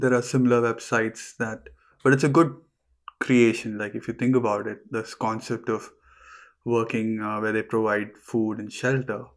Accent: Kerala, India; moved away as an adult; I'm from India. I'm from the small state in the south called Kerala.

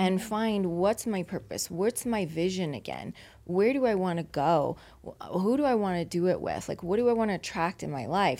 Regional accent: Louisiana, United States; now in Las Vegas, United States; I've been in Vegas for twenty-two years, but I'm originally from Louisiana

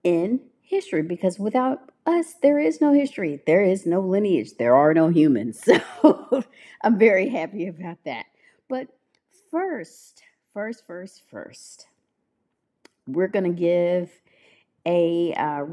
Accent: Memphis, Tennessee, United States; my hometown, Memphis, Tennessee

